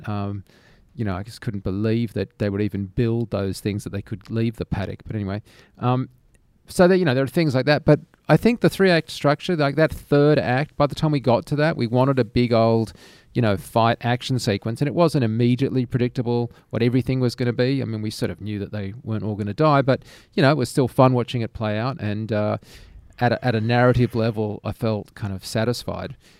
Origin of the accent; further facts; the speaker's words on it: Australia; being an Australian